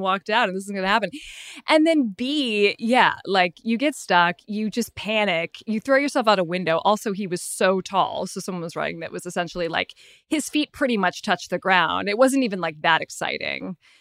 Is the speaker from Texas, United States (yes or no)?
no; San Francisco, California, United States; now in South Pasadena, United States; I am currently in South Pasadena, but I'm originally from San Francisco